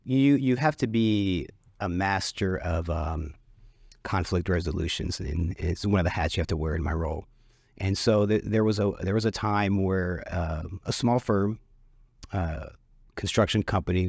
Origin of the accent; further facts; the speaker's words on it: Dallas, Texas, United States; And I was born and raised in Oak Cliff, grew up in Oak Cliff, still live in Oak Cliff.